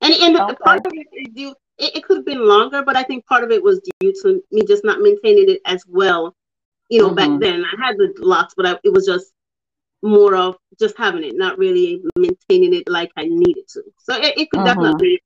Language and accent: English; Jamaica; I'm from Jamaica where, you know, it's worn a lot by people there